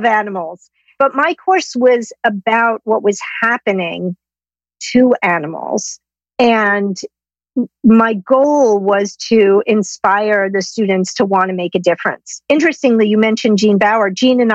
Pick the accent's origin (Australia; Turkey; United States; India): United States; New York City, New York; I grew up in Manhattan